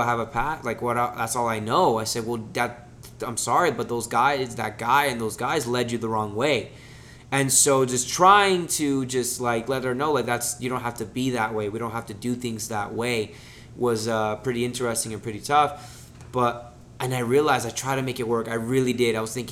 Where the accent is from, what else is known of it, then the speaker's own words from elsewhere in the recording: Kissimmee, Florida, United States; also born or lived in Miami, Florida; we moved back to Kissimmee. Well, moved to Kissimmee, all right, because I was born in Miami